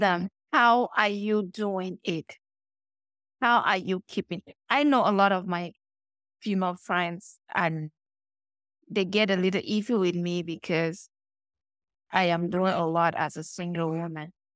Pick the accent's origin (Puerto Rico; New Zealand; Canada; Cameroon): Cameroon; now in United States; I grew up in Cameroon, like, you know, calm girl, typical village girl.